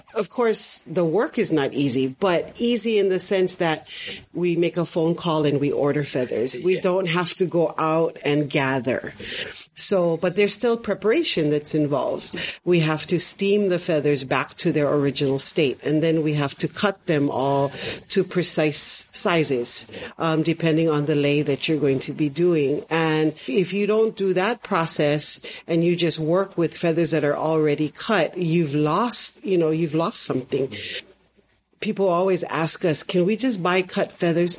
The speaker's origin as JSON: {"language": "English", "town": "Honolulu", "region": "Hawaii", "country": "United States", "tie": "born or raised there", "said": "I am from Honolulu, Oahu, born and raised"}